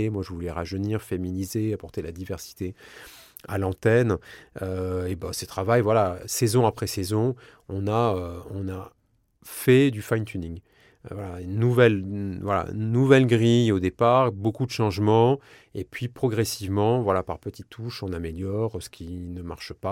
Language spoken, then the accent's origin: French; south-west France, France; c'est pas parce que je suis du Sud-Ouest que je vais te taper dans le dos et te dire viens on va partager une chocolatine.